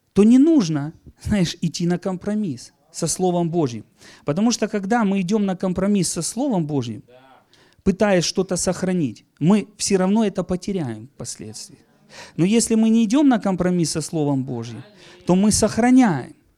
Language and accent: Russian; Donetsk Oblast, Ukraine; я из Донецкой земли сейчас